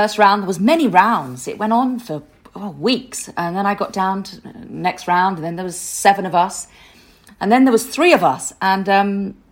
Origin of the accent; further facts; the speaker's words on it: London, United Kingdom; I'm a Londoner.